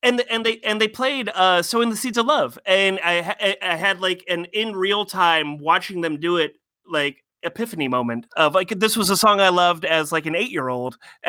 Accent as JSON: {"language": "English", "town": "Warsaw", "region": "Indiana", "country": "United States", "tie": "born or raised there", "said": "Growing up in Warsaw, Indiana"}